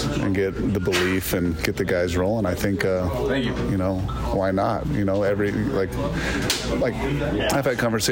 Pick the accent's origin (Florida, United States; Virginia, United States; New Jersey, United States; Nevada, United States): Nevada, United States; Las Vegas; Born and raised in Vegas